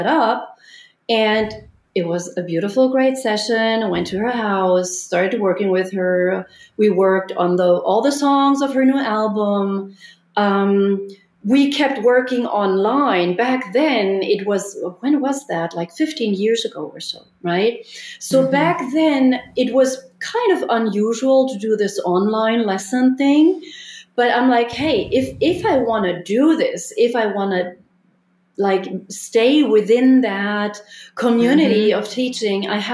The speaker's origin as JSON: {"language": "English", "town": "Munich", "region": "Bavaria", "country": "Germany", "tie": "born or raised there", "moved": "yes", "said": "in Munich in my hometown"}